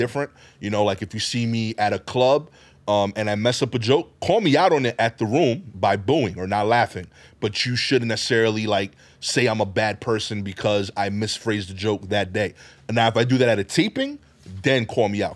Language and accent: English; New York City, New York, United States; I'm from East New York